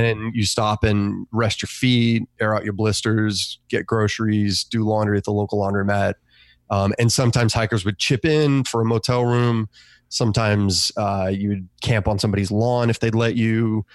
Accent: Australia; now in United States; I grew up in Australia

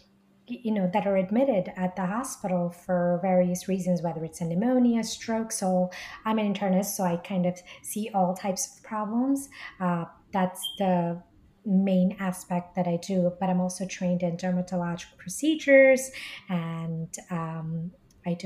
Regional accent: New Jersey, United States; also born or lived in India; now in New York City, United States; So I was born in India originally, grew up in Jersey

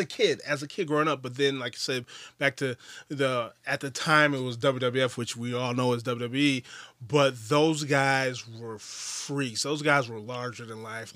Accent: Wisconsin, United States; I'm from Wisconsin.

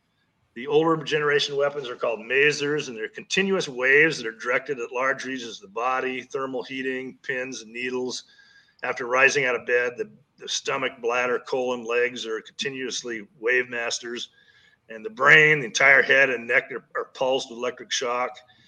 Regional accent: Kansas, United States; when I grew up in Kansas, it was tornado country

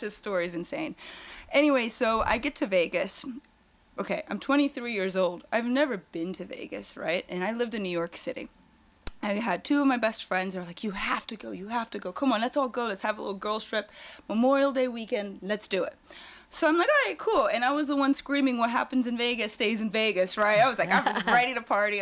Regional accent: Germany; now in California, United States; originally I'm actually from Germany

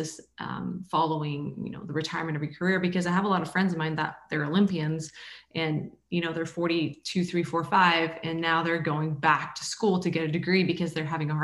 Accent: Canada; moved away as an adult; I grew up in Canada

